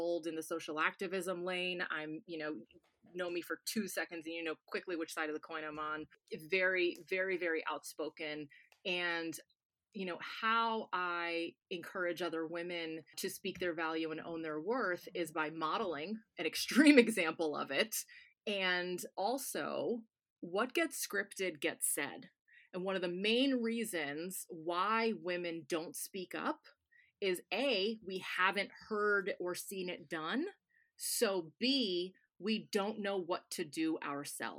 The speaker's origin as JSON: {"language": "English", "region": "Connecticut", "country": "United States", "tie": "born or raised there", "also_born_or_lived": "Tampa, Florida", "moved": "yes", "lives_now": "Daytona, United States", "said": "I was born in Tampa, and I've spent the majority of my life in Connecticut"}